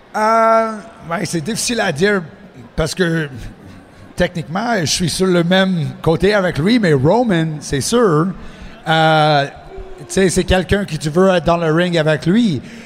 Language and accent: French; Montreal, Quebec, Canada; accent: anglophone; first language English; French is a second language; je, viens de Montréal. Je suis anglophone, comme tu peux euh, ah entendre mon accent.